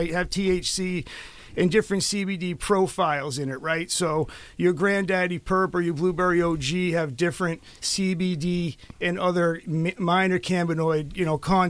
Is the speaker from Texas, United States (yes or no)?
no; Needham, Massachusetts, United States; also born or lived in Belmont / Florida / Worcester; So I grew up in the suburbs of Boston. I'm from Needham.